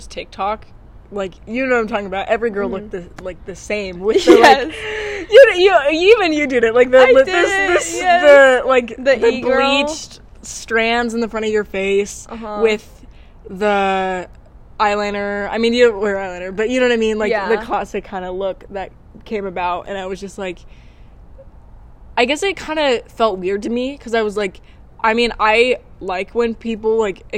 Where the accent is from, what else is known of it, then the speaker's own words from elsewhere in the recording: Shingletown, California, United States; I grew up in Shingletown in, like, a house that was old with spiders and stuff